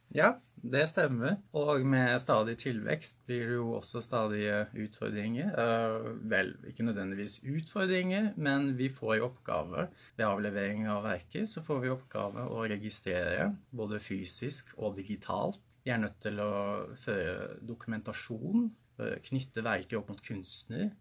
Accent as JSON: {"language": "Norwegian", "region": "Oslo", "country": "Norway", "tie": "born or raised there", "said": "Jeg er oppvokst i Oslo"}